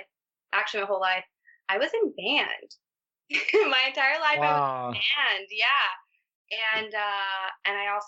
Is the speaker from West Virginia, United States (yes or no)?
no; Barstow, California, United States; moved away as an adult; now in Los Angeles, United States; I'm from Barstow, California